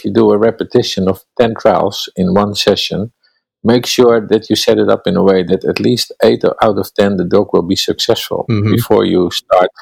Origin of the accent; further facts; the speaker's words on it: Netherlands; English is a second language; I'm from Holland, and English is not my native language